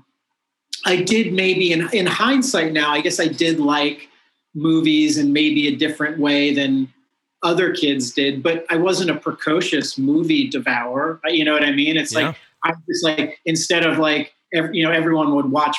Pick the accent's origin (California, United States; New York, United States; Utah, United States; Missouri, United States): New York, United States; also born or lived in Colorado; I grew up in New York State, like in the outer suburbs, probably like 80 miles north of New York City